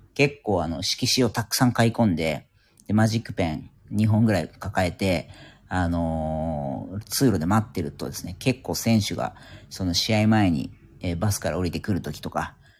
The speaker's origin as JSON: {"language": "Japanese", "town": "Yokohama", "region": "Kanagawa", "country": "Japan", "tie": "born or raised there", "said": "地元横浜なんですけども"}